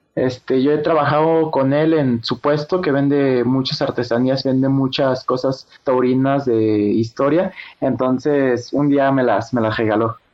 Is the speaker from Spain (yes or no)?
no; Aguascalientes, Mexico; Nací en Aguascalientes, Aguascalientes, el 20 de marzo del 2003.